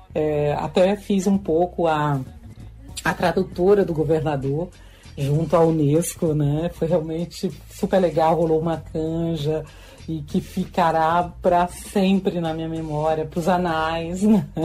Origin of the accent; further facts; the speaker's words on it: Lago da Pedra, Maranhão, Brazil; E, e para mim é uma grande honra de ter vindo de Lago da Pedra. Eu sou interiorana e, e ter vindo de tão longe